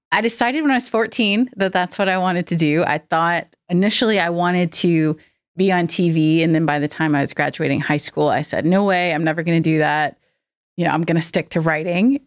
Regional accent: North Carolina, United States; moved away as an adult; now in Nashville, United States; I was born and raised in North Carolina

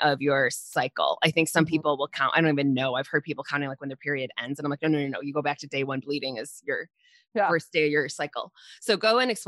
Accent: Midwest, United States; also born or lived in Iowa; now in Michigan, United States; we're both from the Midwest.

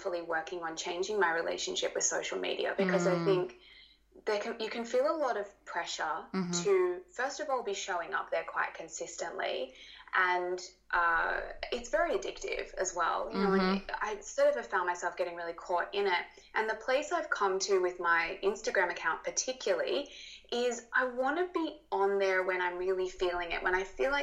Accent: Australia; accent: Australian; my Australian accent

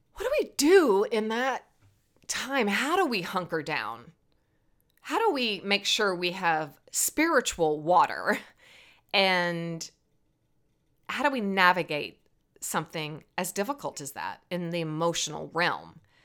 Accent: Virginia, United States; born or raised there

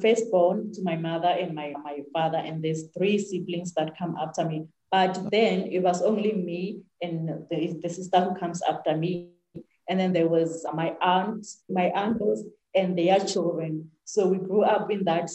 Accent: South Africa; I grew up here in South Africa in a very small United village

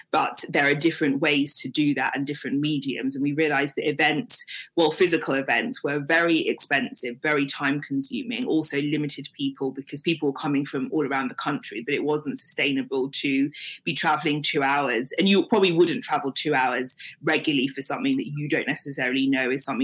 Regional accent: Nigeria; We weren't Christian because they were Christian or because we're Nigerian.

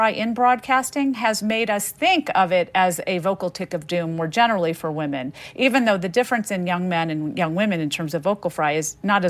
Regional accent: the South, United States; And so growing up in the South with French-speaking parents, I noticed how people responded to them because of the way they talk.

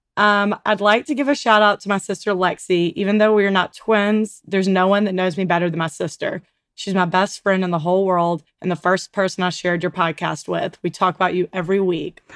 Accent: Mountain Brook, Alabama, United States; we grew up in Mount Brook

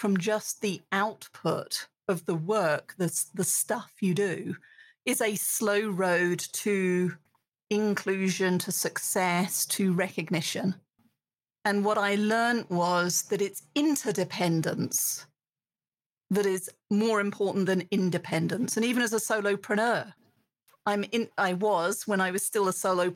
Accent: United Kingdom; accent: British; moved away as an adult; now in United States; as a British woman now living in America

